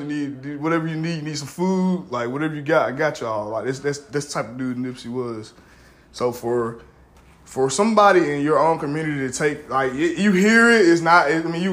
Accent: Middle Georgia, United States; I grew up in Middle Georgia

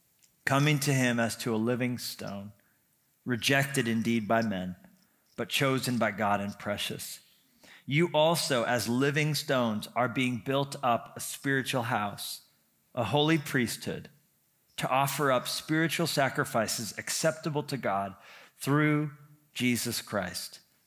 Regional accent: New Mexico, United States; also born or lived in Colorado; I grew up in New Mexico and Colorado. It's complicated.

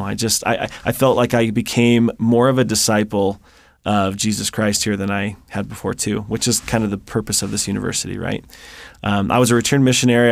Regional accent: Seattle, Washington, United States; moved away; I grew up in the Seattle area

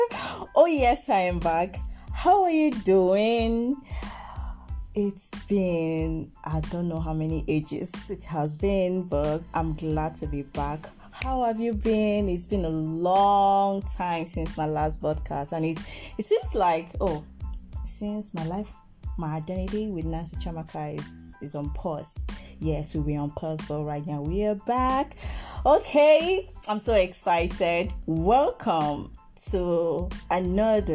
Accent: Nigeria; I'm from Nigeria. Proud Igbo girl

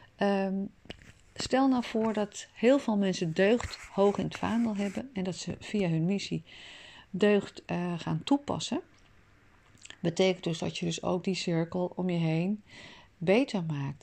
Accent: Amsterdam, North Holland, Netherlands; Ik zelf ben een stadsmens, ik ben in Amsterdam geboren.

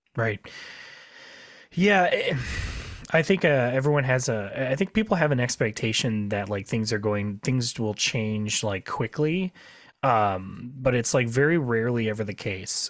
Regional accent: Midwest, United States; we're from the Midwest

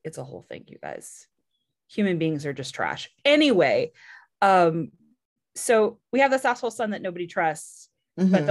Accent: California, United States; I'm from California

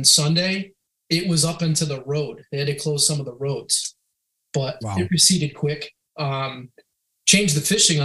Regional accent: Western Massachusetts, United States; I grew up in Western Massachusetts, kind of in the foothills of the Berkshires

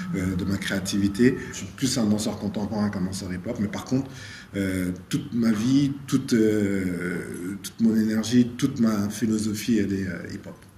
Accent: Senegal; je suis né au Sénégal, donc on a une danse traditionnelle qui est très aérienne aussi

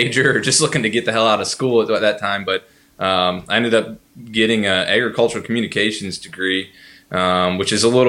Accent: Northwest Ohio, United States; moved away as an adult; now in Kentucky, United States; I grew up in Northwest Ohio. I don't know where you all are recording from right now, but, if you know Port Clinton, we grew up like 45 minutes south of there.

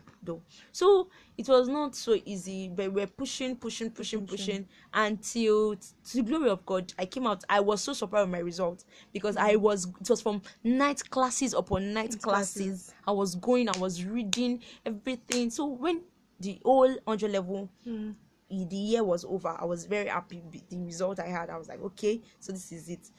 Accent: Kwara, Nigeria; I'm from Kwara State

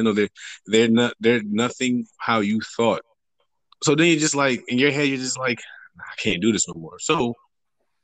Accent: New Jersey, United States; moved away; also born or lived in Virginia; I'm originally from Jersey

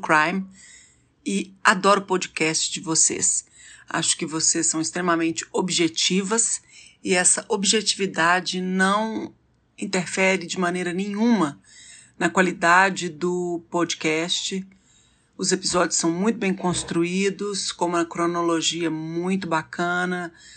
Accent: Belo Horizonte, Minas Gerais, Brazil; eu sou de Belo Horizonte

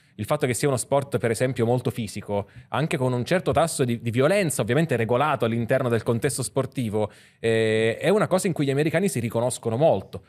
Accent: Sicily, Italy; io sono siciliano

